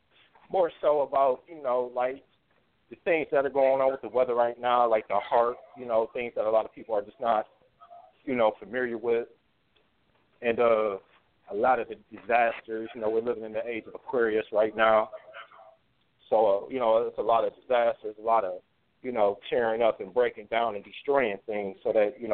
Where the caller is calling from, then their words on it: Ohio, United States; I'm calling from Ohio.